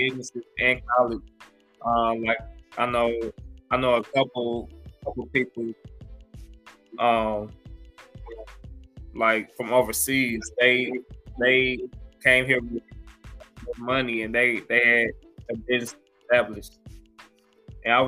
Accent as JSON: {"language": "English", "town": "Belleville", "region": "Illinois", "country": "United States", "tie": "born or raised there", "also_born_or_lived": "St. Louis, Missouri", "said": "I grew up in Belleville, Illinois. I was raised in St. Louis"}